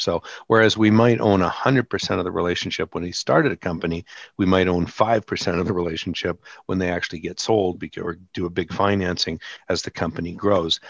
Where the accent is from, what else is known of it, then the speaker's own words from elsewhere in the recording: Canada; I'm Canadian